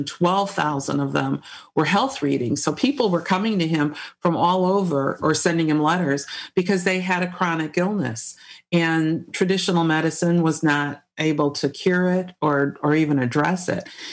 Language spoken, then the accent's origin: English; Chicago, Illinois, United States; moved away as an adult; now in Charlottesville, United States; I grew up in the Chicago area, I moved to Charlottesville in 1995